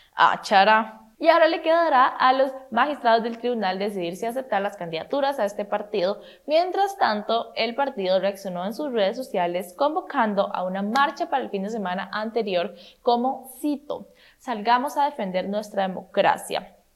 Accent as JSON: {"language": "Spanish", "country": "Costa Rica", "said": "qué orgullo ser tico"}